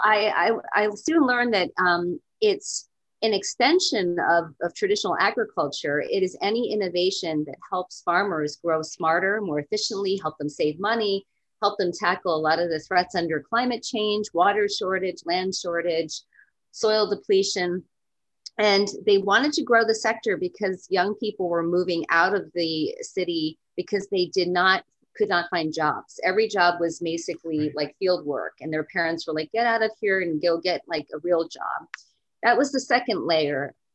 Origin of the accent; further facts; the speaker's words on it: East Coast, United States; also born or lived in California; I am from the East Coast, and I've lived in California before